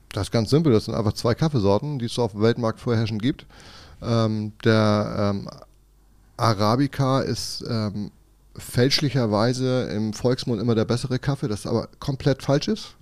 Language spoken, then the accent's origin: German; Kiel, Schleswig-Holstein, Germany; gebürtiger Kieler und wohne auch noch im Umkreis von Kiel